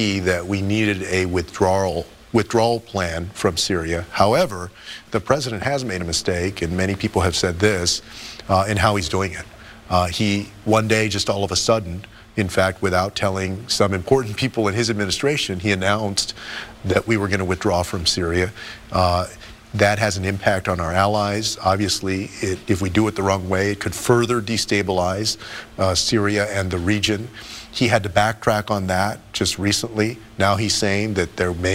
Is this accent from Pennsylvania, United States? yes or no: no; San Antonio, Texas, United States; I grew up in San Antonio on the west side